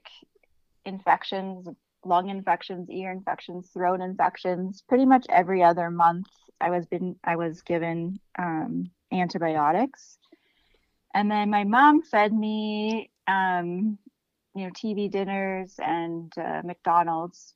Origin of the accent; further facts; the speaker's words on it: Canada; now in Los Angeles, United States; I'm from Canada